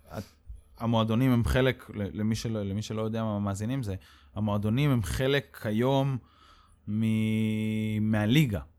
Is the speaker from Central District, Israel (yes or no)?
yes; Mikhmoret, Central District, Israel; also born or lived in France; גדלתי במכמורת